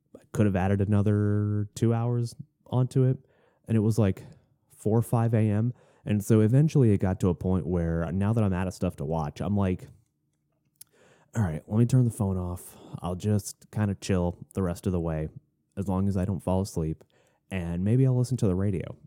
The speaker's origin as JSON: {"language": "English", "region": "Florida", "country": "United States", "tie": "born or raised there", "also_born_or_lived": "Arizona", "moved": "as an adult", "lives_now": "Tennessee, United States", "said": "we moved from Florida up to Arizona for one year, and then we moved back to Florida"}